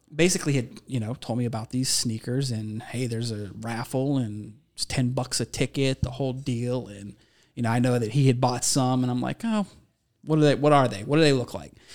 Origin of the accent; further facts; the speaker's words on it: Ohio, United States; moved away as an adult; also born or lived in Minnesota; I'm from Ohio